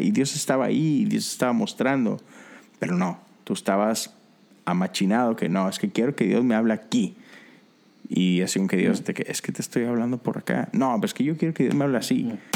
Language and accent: Spanish; Mexico; como mexicano